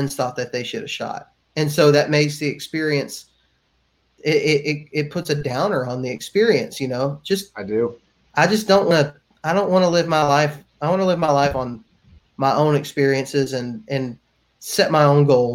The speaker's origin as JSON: {"language": "English", "region": "Texas and Alabama", "country": "United States", "tie": "born or raised there"}